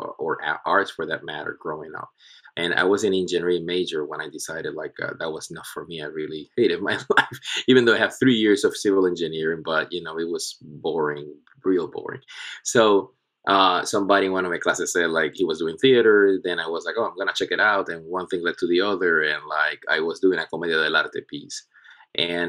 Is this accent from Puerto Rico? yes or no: yes; Puerto Rico; moved away; also born or lived in Charlotte; I am originally from Puerto Rico, born and raised in the island.